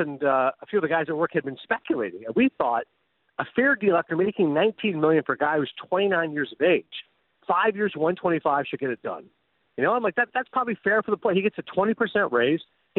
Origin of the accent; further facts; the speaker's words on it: Canada; I'm growing up in Canada